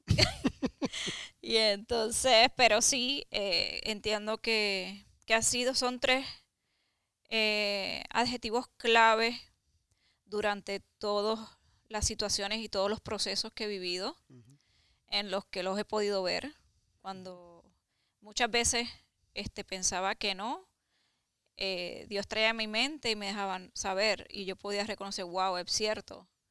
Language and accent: Spanish; Carolina, Puerto Rico; moved away; vivía en Puerto Rico porque soy de Carolina, ah, Puerto Rico